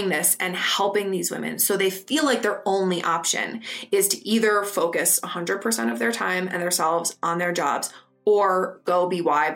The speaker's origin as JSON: {"language": "English", "town": "Madison", "region": "Wisconsin", "country": "United States", "tie": "born or raised there", "also_born_or_lived": "London", "moved": "as an adult", "lives_now": "New York, United States", "said": "I grew up in Madison, Wisconsin, which is a great city"}